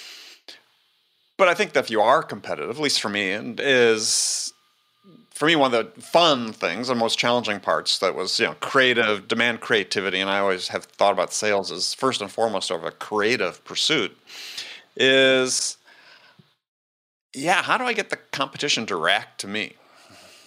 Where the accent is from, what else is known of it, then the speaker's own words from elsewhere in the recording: Wisconsin, United States; I come from Wisconsin, big deer hunting place